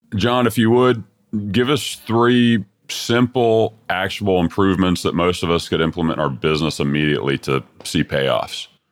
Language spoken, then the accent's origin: English; Texas, United States; Texas Custom Build of the Year in 2017, which is my home state as well